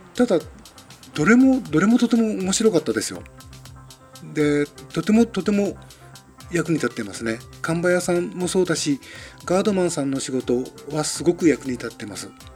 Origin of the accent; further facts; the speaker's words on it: Tokyo, Japan; moved away; もともとはあの東京の生まれですから